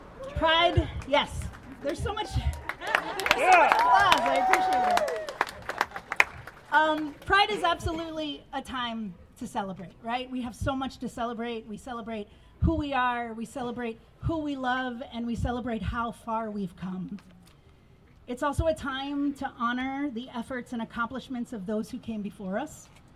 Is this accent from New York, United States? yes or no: no; Florida, United States; now in Nevada City, United States; I mean like my home state of Florida